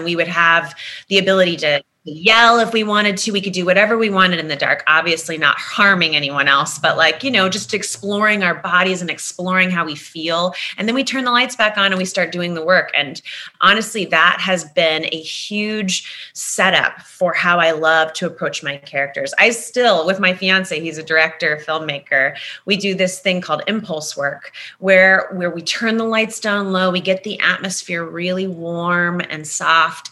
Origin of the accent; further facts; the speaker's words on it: Manassas, Virginia, United States; moved away as an adult; also born or lived in Ohio / New Mexico; now in Los Angeles, United States; Virginia became what I really believe to be my hometown. Virginia, Manassas, where I grew up